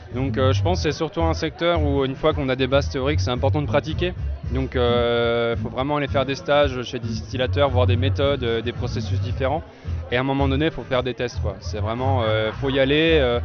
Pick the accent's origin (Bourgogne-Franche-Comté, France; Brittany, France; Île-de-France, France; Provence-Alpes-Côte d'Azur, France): Bourgogne-Franche-Comté, France; Jura; moved away as an adult; also born or lived in Germany / Strasbourg; je suis originaire du Jura